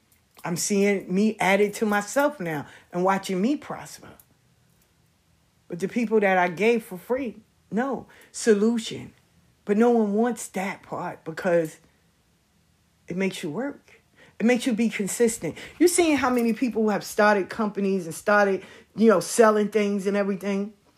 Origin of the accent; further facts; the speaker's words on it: Missouri, United States; I'm from Missouri. I'm in the show me state. You gotta show me.